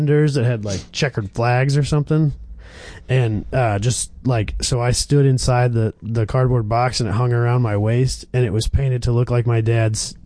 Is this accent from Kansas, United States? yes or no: yes; Kansas, United States; moved away; I was born in Kansas, and where we were living in Kansas, we had like 6 drag tracks within a 2-hour drive of us